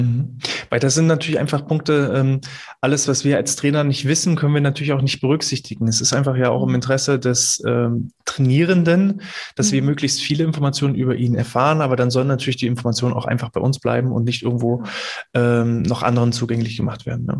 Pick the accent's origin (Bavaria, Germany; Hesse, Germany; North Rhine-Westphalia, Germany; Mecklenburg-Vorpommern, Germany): Mecklenburg-Vorpommern, Germany; bei uns in Mecklenburg-Vorpommern